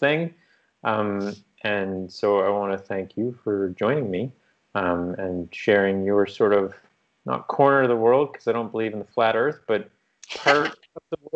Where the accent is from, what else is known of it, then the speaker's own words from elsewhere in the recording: Fort McMurray, Alberta, Canada; moved away; I was actually born in Alberta